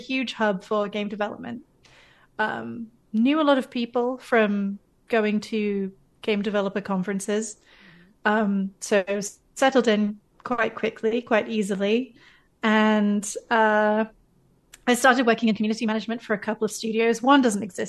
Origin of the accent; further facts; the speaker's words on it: United Kingdom; moved away as an adult; now in Canada; I'm one of those fake Canadians because I am British, but I moved to Canada by choice